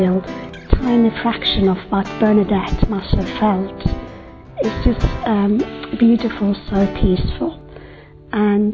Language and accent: English; Turkey; I'm from Turkey.